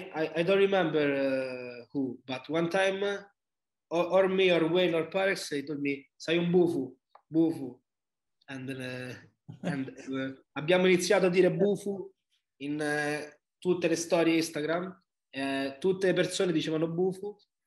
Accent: Rome, Lazio, Italy; English is a second language; My radici, Sicilia, but I was born in Rome and I'm from Rome

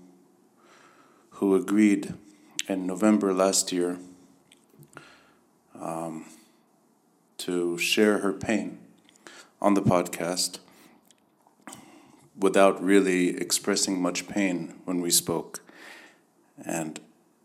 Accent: United States; now in Beirut, Lebanon; When I was younger, I was growing up in the States

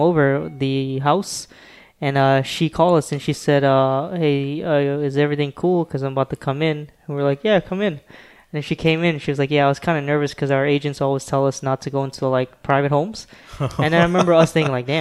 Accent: Guyana; I'm not Indian, I'm Guyanese

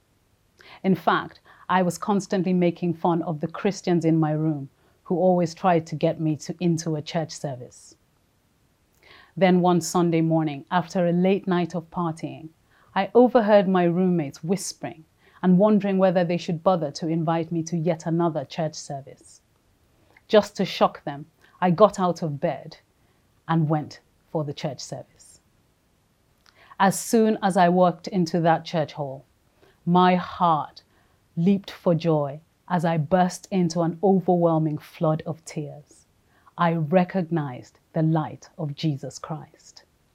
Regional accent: Nigeria; moved away as an adult; also born or lived in London; I was born in London to a Nigerian dad and a Jamaican mom. When I was 4, we moved to Nigeria, and this is where I lived till after university.

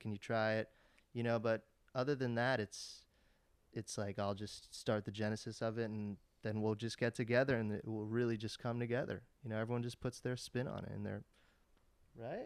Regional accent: Los Angeles, California, United States; me and Max grew up in L

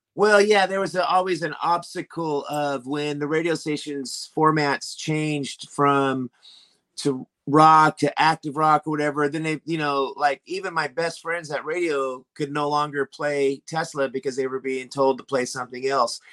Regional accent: Sacramento, California, United States; my hometown of Sacramento, California

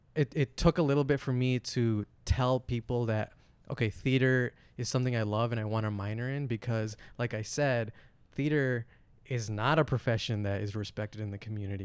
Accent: Flint, Michigan, United States; I was born in Flint.

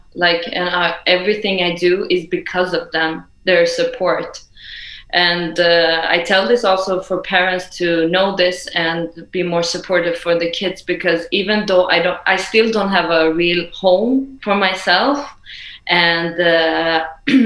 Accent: Sweden; also born or lived in Iran; I'm Iranian, grew up in Sweden

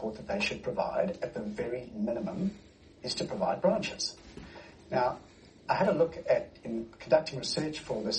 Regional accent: South Africa; now in Australia; as a South African, dual South African national myself

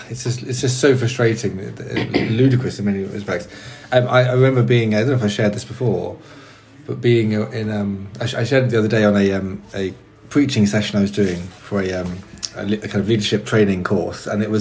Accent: Brighton, South East England, United Kingdom; my hometown, has

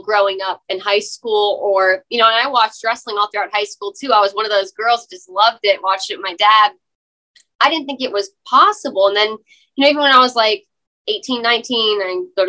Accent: Beaufort, South Carolina, United States; I'm from Beaufort, Hilton Head Island area, South Carolina.

